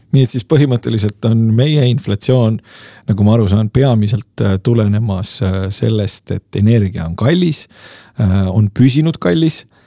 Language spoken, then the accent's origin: Estonian; Lasnamäe, Tallinn, Harju County, Estonia; minu lapsepõlves oli Lasnamäel üheksandal korrusel